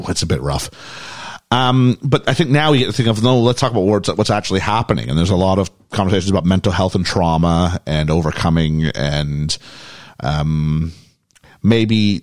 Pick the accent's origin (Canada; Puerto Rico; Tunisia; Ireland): Canada